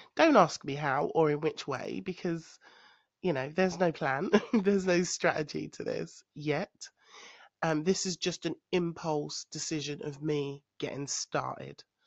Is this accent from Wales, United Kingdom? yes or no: no; London, United Kingdom; moved away as an adult; I am a Londoner, but I live in the countryside